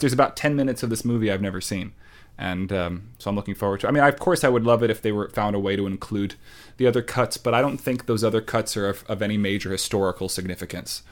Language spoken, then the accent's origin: English; Long Island, New York, United States; accent: Long Island; I'm from Long Island